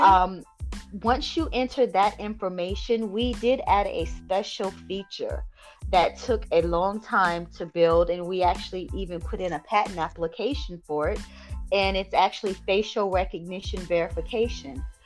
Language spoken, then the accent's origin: English; Bamberg, South Carolina, United States; now in Georgia, United States; I am originally from South Carolina. I'm currently living in Georgia